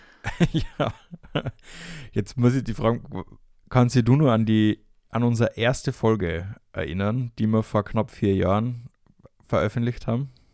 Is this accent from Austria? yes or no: yes; Austria; now in Fürth, Germany; noch bin ich bei der Familie zu Hause in Österreich